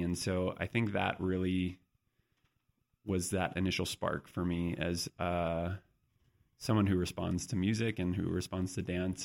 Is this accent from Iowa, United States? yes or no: no; San Diego, California, United States; moved away; also born or lived in New York; I grew up in San Diego, so it's a, it's not a big dance town